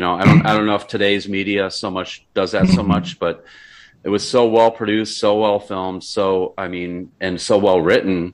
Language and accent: English; Buffalo, New York, United States; when I was a kid growing up in Buffalo